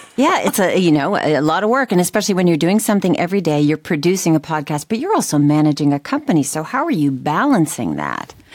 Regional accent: New Hampshire, United States; growing up in New Hampshire

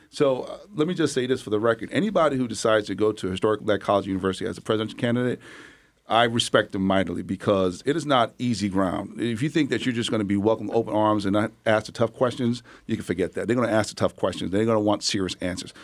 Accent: New York, United States; moved away; I'm originally from New York

